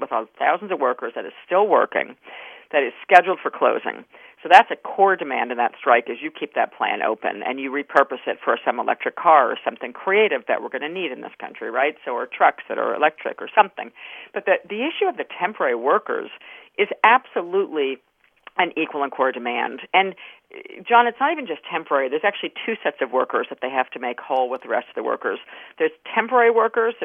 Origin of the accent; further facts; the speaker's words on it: New York, United States; I grew up in New York State, but on the border of New Jersey